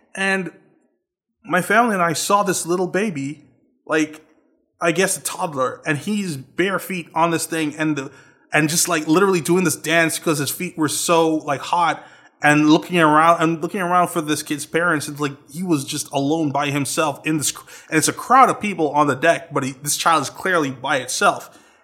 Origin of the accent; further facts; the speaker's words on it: Trinidad & Tobago; moved away as an adult; I'm from Trinidad